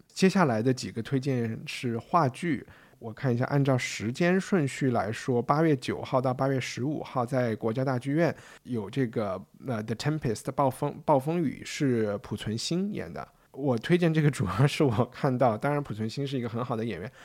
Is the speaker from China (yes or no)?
yes; China; 我是从中国来的